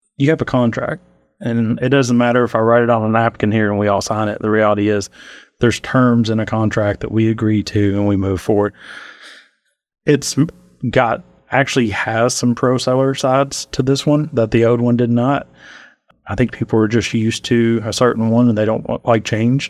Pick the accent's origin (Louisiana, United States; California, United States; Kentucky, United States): Kentucky, United States; Montgomery County; moved away as an adult; now in Lexington, United States; I'm from Montgomery County